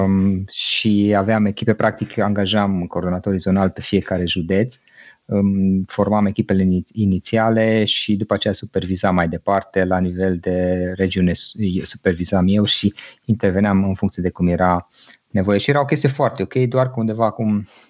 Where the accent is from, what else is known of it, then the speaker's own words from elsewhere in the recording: Cluj-Napoca, Cluj County, Romania; also born or lived in Gorj County, Oltenia; M-am născut undeva în Oltenia, în zona Gorj, iar atunci când eram foarte mic, 2-3 ani aveam, părinții mei au decis să se mute în Cluj și aici am copilărit, aici am crescut